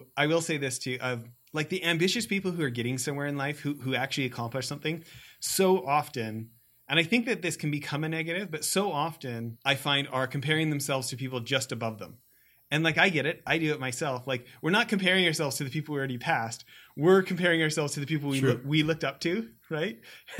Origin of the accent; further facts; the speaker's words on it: Canada; growing up in Canada, I was around a lot of hockey.